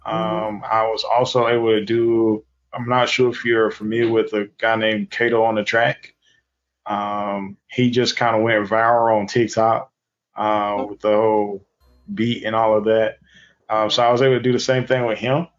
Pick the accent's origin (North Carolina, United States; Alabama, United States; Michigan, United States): North Carolina, United States; Wilson; also born or lived in Sims, North Carolina